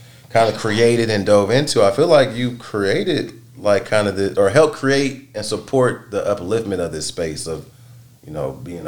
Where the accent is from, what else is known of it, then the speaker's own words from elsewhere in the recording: the Bay Area, California, United States; I grew up in the Bay Area